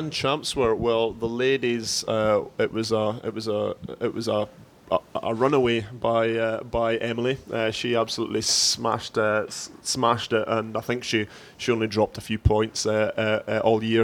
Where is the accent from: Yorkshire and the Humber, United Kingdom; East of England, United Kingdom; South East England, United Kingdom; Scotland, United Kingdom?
Scotland, United Kingdom; moved away; I'm from Scotland